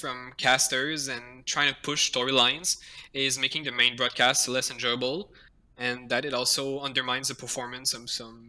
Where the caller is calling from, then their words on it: Quebec City, Quebec, Canada; From Quebec City, Canada.